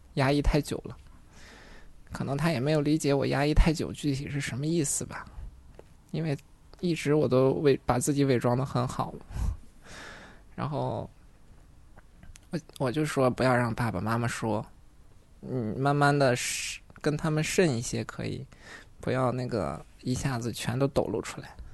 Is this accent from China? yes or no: yes; Baoqing, Heilongjiang, China; now in Hangzhou, China; 来自黑龙江。 在双鸭山市下面有个宝清县，宝清县下面还有个农场，现在算是一个县级农场，蛮大的。我父母也是在这边长大的。那个时候儿，他们也都是在忙着赚钱，工作，所以有很长一段时间，我是在我的外公外婆家长大的